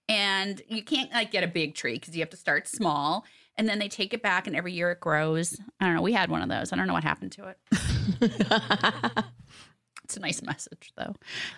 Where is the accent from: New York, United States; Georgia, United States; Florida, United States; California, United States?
California, United States; Los Angeles; See, you know, Sis and I grew up here